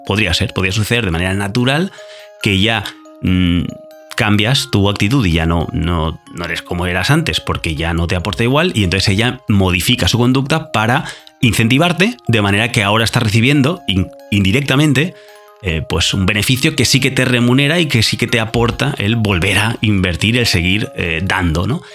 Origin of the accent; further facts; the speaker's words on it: Spain; español, yo también